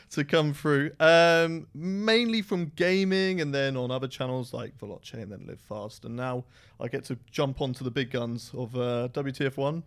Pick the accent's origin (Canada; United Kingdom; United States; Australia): United Kingdom; I am British through and through